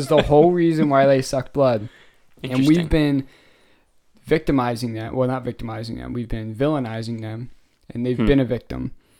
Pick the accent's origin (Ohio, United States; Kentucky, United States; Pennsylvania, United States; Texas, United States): Pennsylvania, United States; Philadelphia; born there; I was born in Philly.